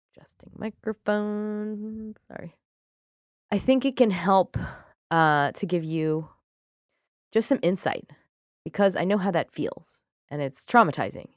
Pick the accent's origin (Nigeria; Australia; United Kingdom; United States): United Kingdom; I'm British